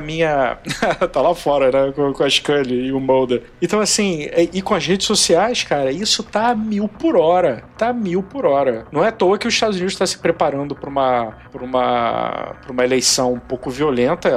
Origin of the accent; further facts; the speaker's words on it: Brazil; somos do Brasil